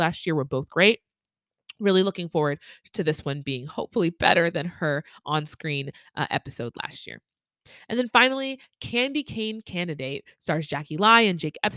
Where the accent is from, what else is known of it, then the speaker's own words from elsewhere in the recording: Nigeria; I am Nigerian